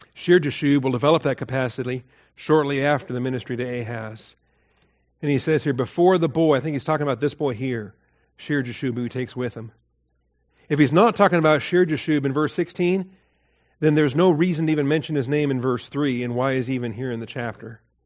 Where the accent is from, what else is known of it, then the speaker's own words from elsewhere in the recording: Washington, United States; I grew up in Washington State.